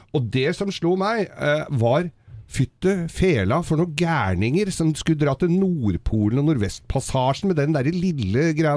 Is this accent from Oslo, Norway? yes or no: yes; Oslo, Norway